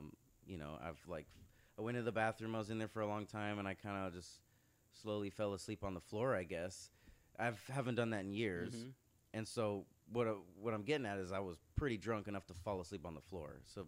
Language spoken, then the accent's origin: English; Irvine, California, United States; Irvine, I'm from Irvine.